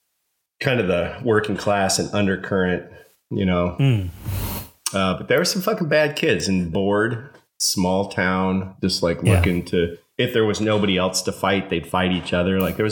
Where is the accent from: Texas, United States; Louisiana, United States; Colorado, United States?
Colorado, United States; Evergreen; moved away; when I tell people I'm from Evergreen, Colorado